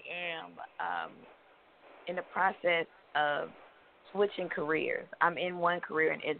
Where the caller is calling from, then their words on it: Georgia, United States; I'm calling from Georgia.